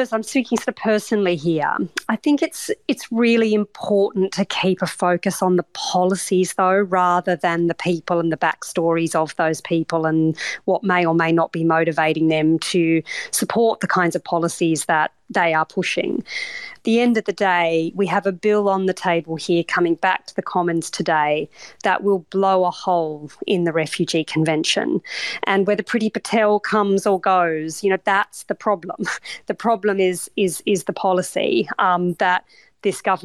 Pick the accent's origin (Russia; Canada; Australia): Australia; now in United Kingdom; as an Australian